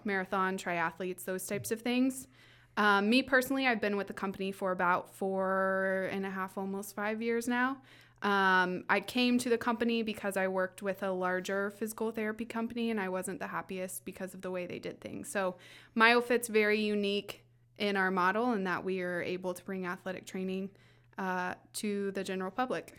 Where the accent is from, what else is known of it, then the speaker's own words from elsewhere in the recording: Southwest Indiana, United States; now in Fishers, United States; I'm originally from Southwest Indiana